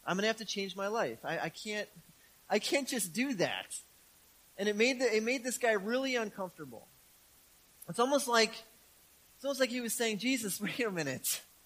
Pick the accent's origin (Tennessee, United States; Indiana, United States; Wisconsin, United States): Wisconsin, United States; Milwaukee; I grew up in Milwaukee, in the city of Milwaukee, in a very urban neighborhood.